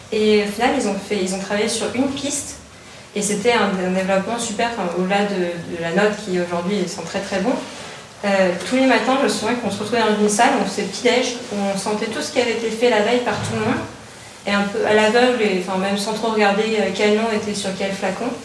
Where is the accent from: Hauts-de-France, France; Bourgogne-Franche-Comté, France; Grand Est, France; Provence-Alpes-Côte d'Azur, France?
Hauts-de-France, France; en tant que personne du Nord aussi, je me suis dit, tiens, c'est marrant, ça sent la graffe, la betterave